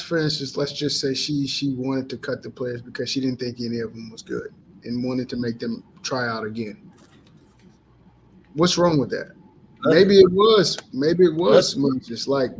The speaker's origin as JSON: {"language": "English", "town": "Alexandria", "region": "Louisiana", "country": "United States", "said": "I'm from Alexandria myself, man. Well, I lived there for a little bit. Yeah, I went to Ash."}